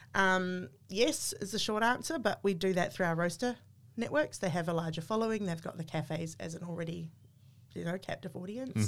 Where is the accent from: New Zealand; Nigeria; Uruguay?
New Zealand; moved away as an adult; now in Australia; I'm a New Zealander. I just became an Australian citizen during the pandemic